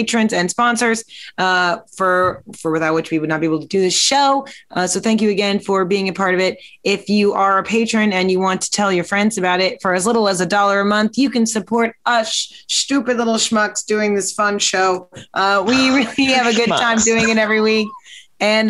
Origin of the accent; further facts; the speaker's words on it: Midwest, United States; moved away; I'm from the Midwest